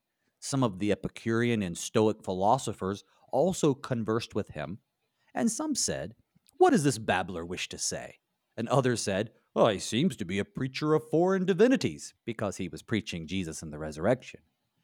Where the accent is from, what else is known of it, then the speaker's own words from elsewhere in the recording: the South, United States; I'm from the South